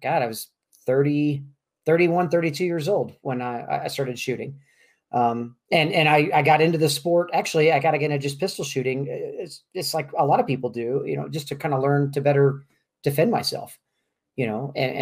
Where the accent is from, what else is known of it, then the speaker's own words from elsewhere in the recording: Kansas City, Missouri, United States; moved away as an adult; now in Albuquerque, United States; born and raised in Kansas City, Missouri, and lived here, lived in Kansas City all the way up till about a year and a half ago now